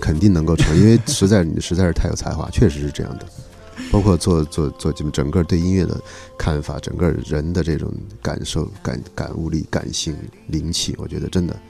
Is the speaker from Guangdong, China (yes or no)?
no; Chengdu, Sichuan, China; moved away; 我们都是同乡。